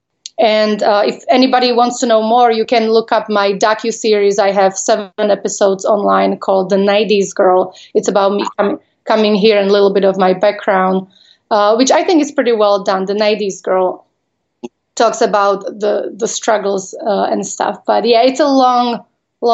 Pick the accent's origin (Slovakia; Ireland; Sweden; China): Slovakia; English is a second language; moved away as an adult; also born or lived in Las Vegas; I am from Slovakia. I was born when it was former Czechoslovakia.